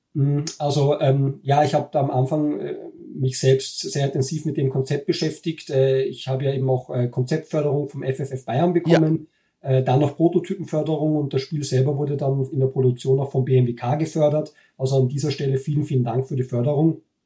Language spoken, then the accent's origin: German; Linz, Upper Austria, Austria; moved away as an adult; also born or lived in Vienna; now in Germany; Äh, ich bin in Wien geboren, aber nur geboren. Ich bin aufgewachsen in Linz in Oberösterreich